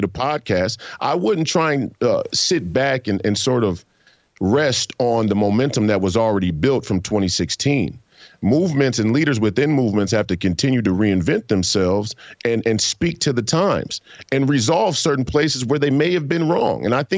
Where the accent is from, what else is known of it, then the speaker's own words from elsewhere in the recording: United States; I, as an American citizen